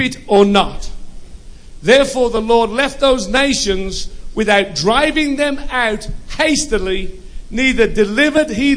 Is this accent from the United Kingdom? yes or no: yes; United Kingdom; also born or lived in United States; I'm British